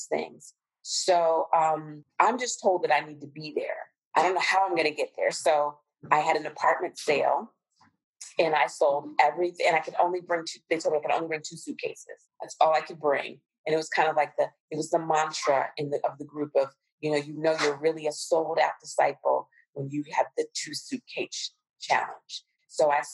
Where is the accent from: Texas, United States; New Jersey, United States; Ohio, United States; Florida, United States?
Ohio, United States; Cincinnati; also born or lived in Nairobi, Kenya; Cincinnati, which is my hometown